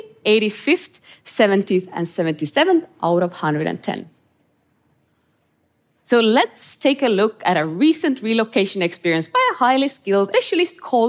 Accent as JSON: {"language": "English", "country": "Estonia", "tie": "born or raised there", "said": "grew up in Estonia under Soviet occupation"}